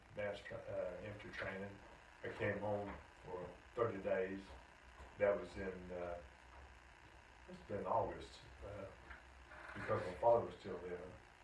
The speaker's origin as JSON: {"language": "English", "town": "Gastonia", "region": "North Carolina", "country": "United States", "tie": "born or raised there", "also_born_or_lived": "Oklahoma", "said": "I'm born in Oklahoma, but I'm from Gastonia"}